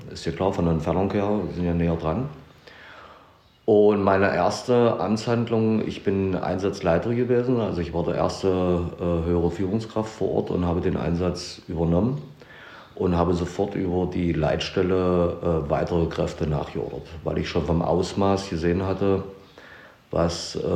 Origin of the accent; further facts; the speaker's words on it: Köthen, Saxony-Anhalt, Germany; wir sind aus Köthen, wir sind alarmiert worden